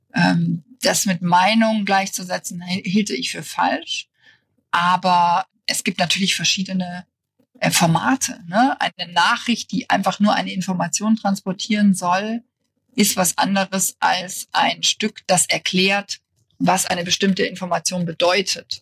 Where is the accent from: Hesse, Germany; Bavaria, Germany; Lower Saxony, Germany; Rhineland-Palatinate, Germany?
Bavaria, Germany; near Munich; moved away as an adult; also born or lived in Berlin; ich komme aus der Nähe von München, also aus Bayern.